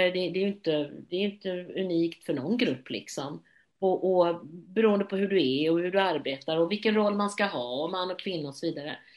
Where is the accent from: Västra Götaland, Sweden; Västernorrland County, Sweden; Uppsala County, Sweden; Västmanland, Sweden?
Västra Götaland, Sweden; Gothenburg